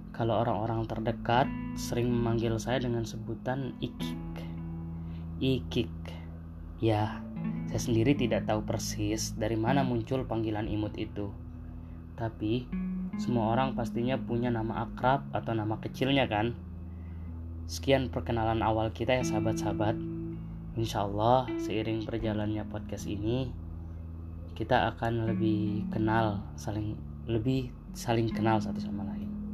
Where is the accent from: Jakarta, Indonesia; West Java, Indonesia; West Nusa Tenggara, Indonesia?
West Nusa Tenggara, Indonesia; Sumbawa Island, West Sumbawa Regency; Saya berasal dari Pulau Sumbawa, dari kampung paling ujung dari Kabupaten Mungil kami, Sumbawa Barat.